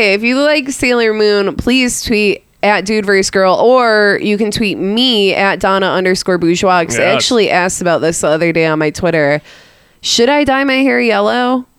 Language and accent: English; Michigan, United States; now in Texas, United States; I'm from Michigan